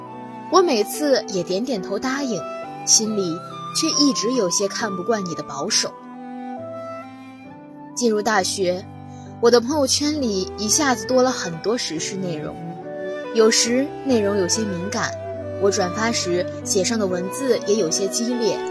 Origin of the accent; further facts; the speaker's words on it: Guangzhou, Guangdong, China; moved away as an adult; now in Nanjing, China; 来自广东广州。我在南京大学，距离我的家乡一千三百六十七公里。